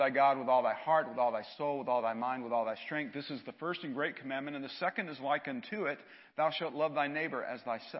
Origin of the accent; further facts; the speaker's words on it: Atlanta, Georgia, United States; I grew up in Atlanta